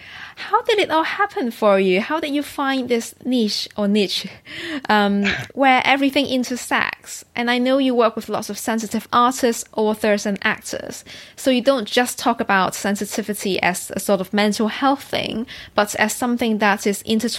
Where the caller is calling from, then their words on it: London, United Kingdom; I am calling from London, yes.